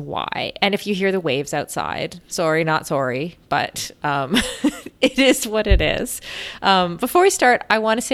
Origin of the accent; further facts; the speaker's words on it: Canada; as a Canadian